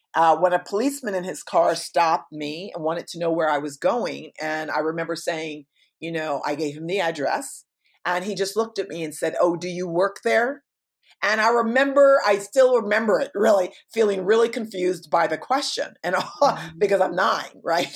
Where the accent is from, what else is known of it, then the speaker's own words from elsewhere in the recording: New York, United States; moved away; I'm incredibly New York